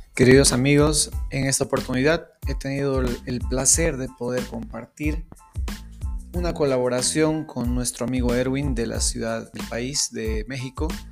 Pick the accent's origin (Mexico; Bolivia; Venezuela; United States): Bolivia; Tarija; soy de Bolivia, de la ciudad de Tarija